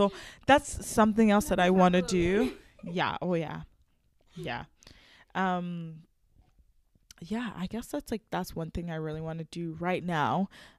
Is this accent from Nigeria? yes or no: yes; Nigeria; Like, I know I'm Nigerian and all, but like, I feel like sometimes I'm like, I don't belong anywhere